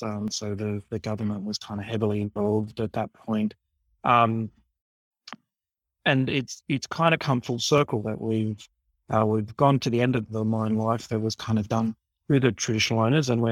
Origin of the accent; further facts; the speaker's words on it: Sydney, New South Wales, Australia; I was born in Sydney. I grew up in the community of Redfern